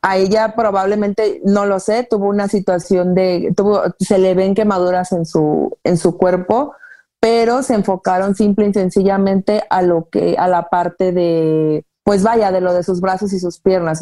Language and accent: Spanish; Guadalajara, Jalisco, Mexico; soy originaria de Guadalajara